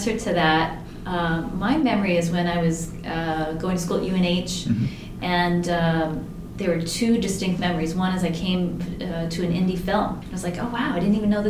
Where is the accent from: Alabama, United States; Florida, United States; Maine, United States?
Maine, United States; moved away; also born or lived in Portsmouth, New Hampshire; I was born and raised in Maine, so I didn't get here into the downtown Portsmouth area until I was going to school